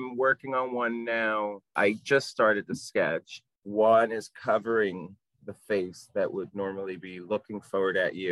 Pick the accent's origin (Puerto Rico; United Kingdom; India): Puerto Rico; moved away; I am from Puerto Rico. I have a Latin Caribbean upbringing.